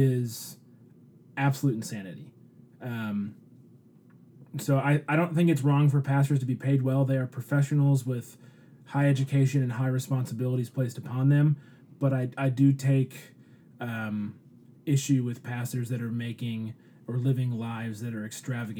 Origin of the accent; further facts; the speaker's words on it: Detroit, Michigan, United States; I grew up in Detroit, in a lot of the city churches